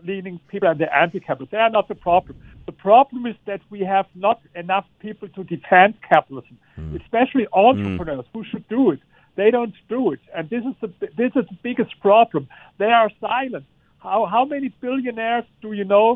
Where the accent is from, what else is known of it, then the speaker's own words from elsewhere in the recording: Germany; I come from Germany